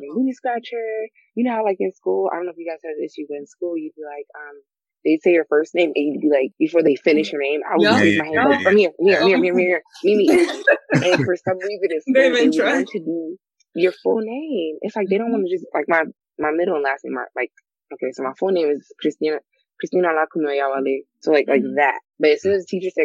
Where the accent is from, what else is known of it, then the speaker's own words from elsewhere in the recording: United States; I was born here